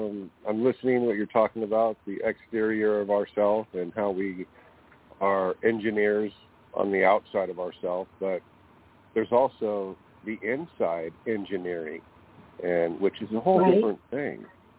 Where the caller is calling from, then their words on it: California, United States; I'm calling from California.